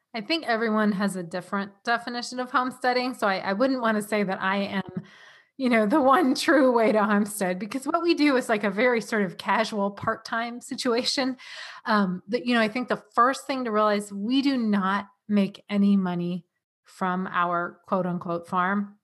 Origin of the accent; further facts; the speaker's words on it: San Diego, California, United States; moved away as an adult; also born or lived in New England; now in Vermont, United States; I am from San Diego, California